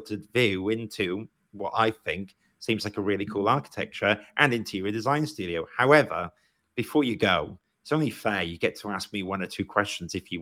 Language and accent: English; Wales, United Kingdom; moved away as an adult; now in London, United Kingdom; I'm Welsh and I came to London to study architecture